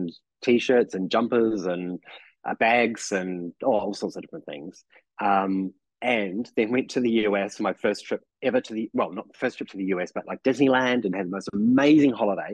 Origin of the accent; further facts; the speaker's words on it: New Zealand; accent: New Zealand; now in Melbourne, Australia; my New Zealand accent